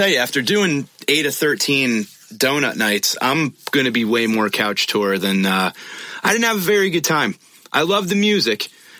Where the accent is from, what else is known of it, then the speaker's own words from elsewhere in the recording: Connecticut, United States; I grew up in Connecticut.